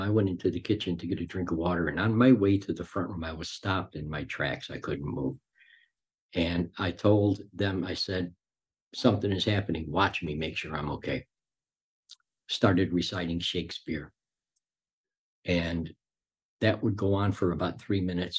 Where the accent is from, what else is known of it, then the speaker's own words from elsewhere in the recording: Chicago, Illinois, United States; also born or lived in Cicero, Illinois; I grew up in Chicago. I had a normal childhood